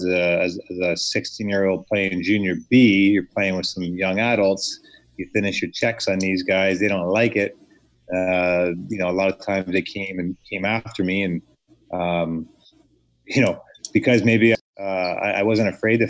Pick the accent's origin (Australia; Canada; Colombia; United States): Canada; Delhi, Ontario; also born or lived in Port Dover, Ontario; Norfolk County is my hometown. I grew up in a little town, tobacco town called Delhi, and then I just moved south towards the water over the years.